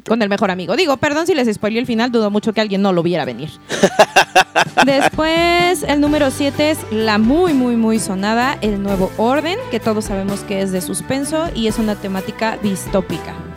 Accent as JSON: {"language": "Spanish", "country": "Mexico", "said": "el mexicano"}